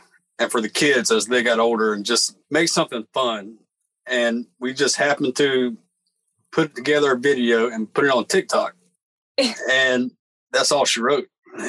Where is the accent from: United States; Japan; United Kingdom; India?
United States; Charlotte, North Carolina; I grew up in Charlotte.